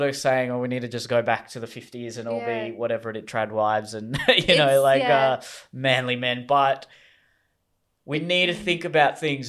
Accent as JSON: {"language": "English", "country": "Australia", "said": "So now it's, you know, being an Australian, patriotism was, I think, much more valued in previous generations compared to what it is now."}